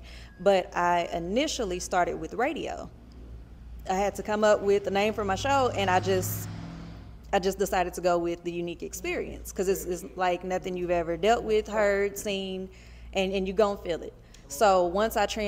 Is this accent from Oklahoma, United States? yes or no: yes; Oklahoma City, Oklahoma, United States; I went to a predominantly white school in Oklahoma City